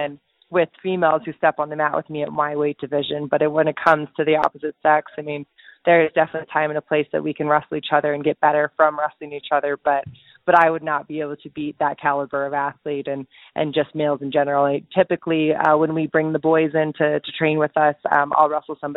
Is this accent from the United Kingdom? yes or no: no; United States; as an American who trains